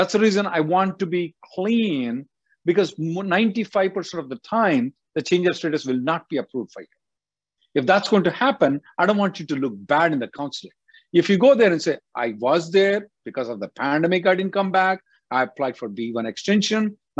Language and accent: English; India; So being an Indian citizen, you can sit down in India and work for any company in the world.